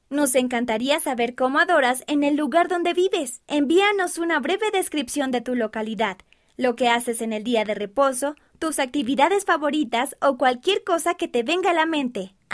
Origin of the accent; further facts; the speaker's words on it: Porto Alegre, Rio Grande do Sul, Brazil; Spanish is a second language; Somos de Porto Alegre. Porto Alegre es la capital de Río Grande do Sul, un estado en el sur de Brasil.